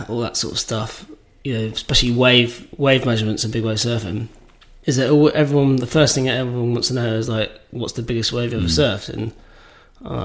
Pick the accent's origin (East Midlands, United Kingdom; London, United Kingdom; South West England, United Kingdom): South West England, United Kingdom; Barnstaple; also born or lived in Plymouth; we came from Plymouth to Barnstable, back to Barnstable